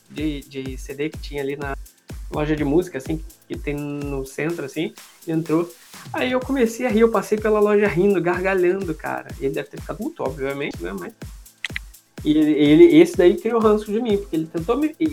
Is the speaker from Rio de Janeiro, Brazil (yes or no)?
yes; Rio de Janeiro, Brazil; eu sou carioca. Ah, eu rio porque Nossa! eu sou do Rio.